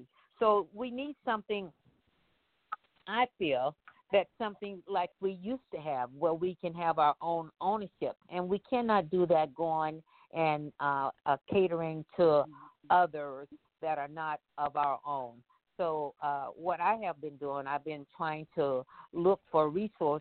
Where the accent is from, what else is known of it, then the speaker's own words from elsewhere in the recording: Arizona, United States; I'm from Arizona.